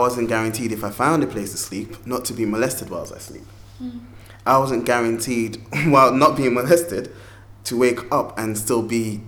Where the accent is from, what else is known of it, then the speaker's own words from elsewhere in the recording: Ghana; moved away; growing up in Ghana